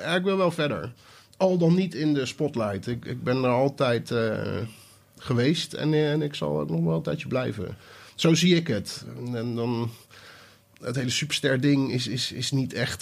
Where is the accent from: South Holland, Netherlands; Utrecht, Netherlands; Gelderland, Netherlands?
South Holland, Netherlands; Rotterdam; Ik kwam uit Rotterdam.